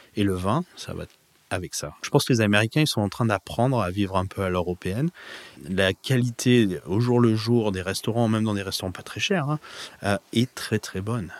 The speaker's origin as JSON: {"language": "French", "region": "Provence-Alpes-Côte d'Azur", "country": "France", "tie": "born or raised there", "moved": "as an adult", "lives_now": "Napa Valley, United States", "said": "J'ai grandi en Provence"}